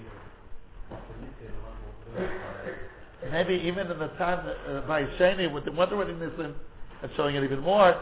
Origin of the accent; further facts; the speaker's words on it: United States; as an American